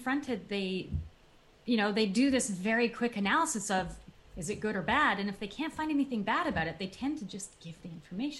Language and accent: English; Canada; now in United States; a Canadian, so I'm originally from Canada.